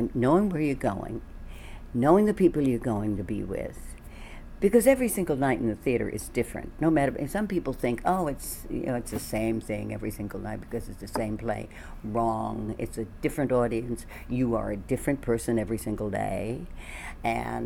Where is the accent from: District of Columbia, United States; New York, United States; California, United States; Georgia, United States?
District of Columbia, United States; Washington; I'm from D.C., Washington, D.C. And I was in a ballet school there